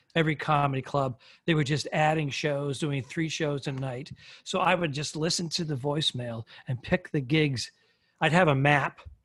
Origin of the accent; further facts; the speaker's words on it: Northeast, United States; I'm from the Northeast